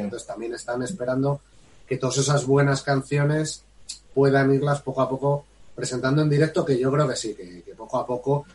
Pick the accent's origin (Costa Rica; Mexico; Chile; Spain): Spain; somos españoles y no vamos a dejar de serlo